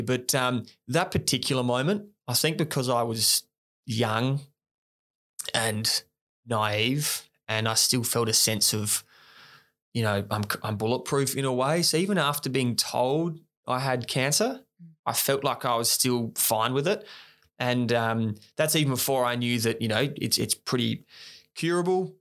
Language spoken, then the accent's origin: English; Australia; as young Aussie guys